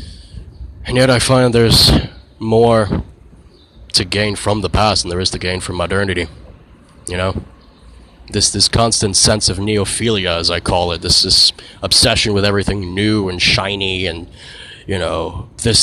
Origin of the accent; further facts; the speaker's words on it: United States; as an American nation